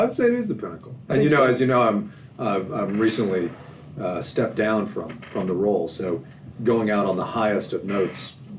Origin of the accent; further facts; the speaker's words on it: Washington, District of Columbia, United States; moved away as an adult; I grew up in Washington, D.C. I grew up in the district